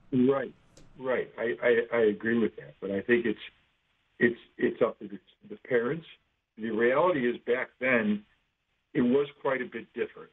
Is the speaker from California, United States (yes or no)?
no; Rochester, New York, United States; moved away as an adult; now in Buffalo, United States; I grew up in Rochester. I've been in Buffalo for many, many years.